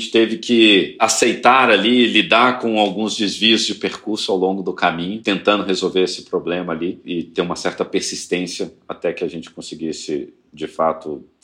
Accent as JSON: {"language": "Portuguese", "town": "Belo Horizonte", "region": "Minas Gerais", "country": "Brazil", "moved": "as an adult", "lives_now": "São Paulo, Brazil", "said": "Então, tanto o André quanto eu não éramos de São Paulo. Eu vim de BH para São Paulo 2006, eh, enfim, no começo da minha carreira"}